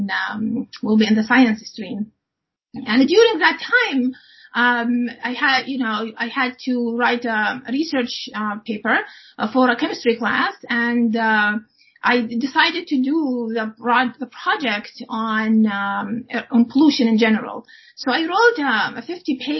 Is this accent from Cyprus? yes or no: no; United Arab Emirates; moved away as an adult; also born or lived in Iowa, United States / Illinois, United States; now in Canada; So I grew up in the United Arab Emirates, and I finished my schooling there up to the university as well.